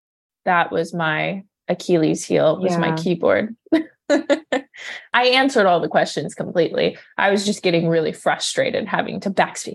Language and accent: English; Arizona, United States; moved away as an adult; now in Florida, United States; I was born and raised in Arizona for anyone that's wondering. And then I decided to move to Florida